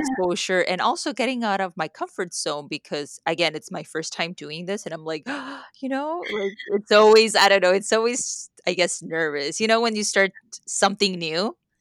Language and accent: English; Mexico; first language Spanish; English is a second language; moved away; I grew up in Mexico